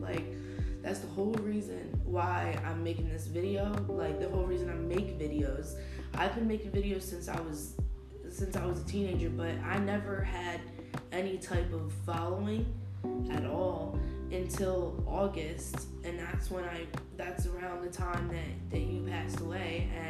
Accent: New Jersey, United States; now in Florida, United States; I live in Florida. No, I'm from New Jersey.

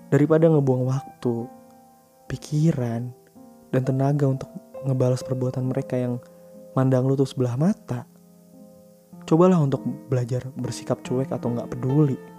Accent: Jakarta, Indonesia; gue ngerasa kalau gue sebagai orang Jakarta dipandang udah sebagai orang yang arogan nggak mau berbaur

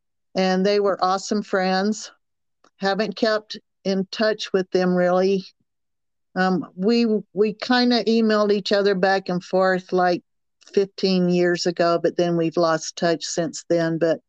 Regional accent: the South, United States; accent: Southern; But because of my Southern accent, I met a lot of people

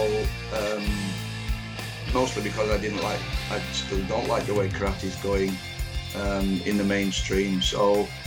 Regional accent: Manchester, North West England, United Kingdom; also born or lived in Dublin, Ireland; I was born in Dublin in 1955. My family moved to Manchester when I was about three or four years old. So I grew up in Manchester. That's why the accent is where it is.

